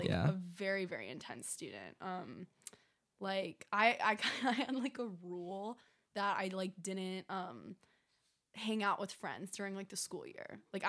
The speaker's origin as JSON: {"language": "English", "town": "Brighton", "region": "Michigan", "country": "United States", "said": "I'm from Brighton, Michigan. So just outside of Ann Arbor, local."}